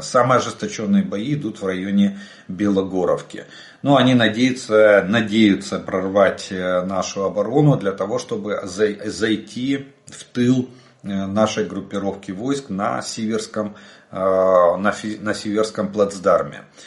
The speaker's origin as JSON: {"language": "Russian", "country": "Ukraine", "said": "мы из Украины"}